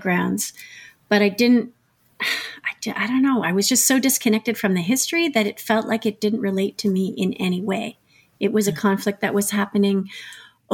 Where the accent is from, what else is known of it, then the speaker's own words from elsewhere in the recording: Ottawa, Ontario, Canada; moved away as an adult; also born or lived in Montreal; I grew up in Ottawa.